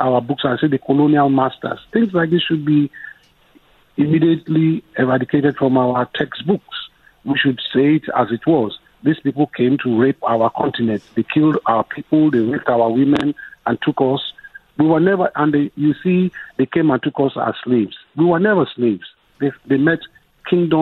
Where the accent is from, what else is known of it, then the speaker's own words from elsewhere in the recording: Nigeria; as a Nigerian